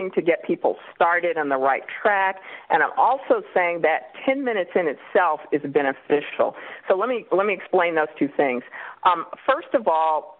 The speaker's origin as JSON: {"language": "English", "town": "Kansas City", "region": "Kansas", "country": "United States", "also_born_or_lived": "Illinois / North Carolina / Richmond, Virginia", "moved": "as an adult", "lives_now": "California, United States", "said": "I'm from Kansas City, Kansas, originally"}